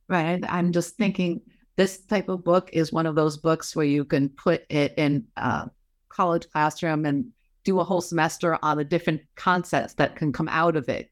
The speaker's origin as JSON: {"language": "English", "country": "United States", "said": "as an American"}